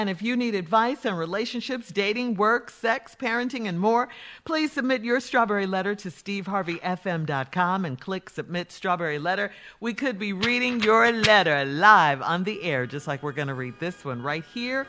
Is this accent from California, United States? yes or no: no; Chicago, Illinois, United States; growing up in Chicago, you could get it anytime.